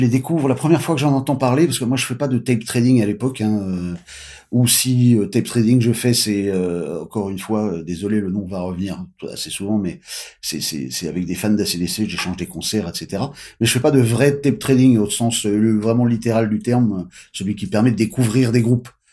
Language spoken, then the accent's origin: French; France; nous on est des Français